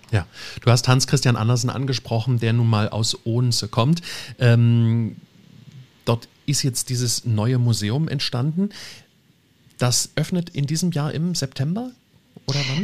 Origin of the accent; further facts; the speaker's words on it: Germany; bei uns in Deutschland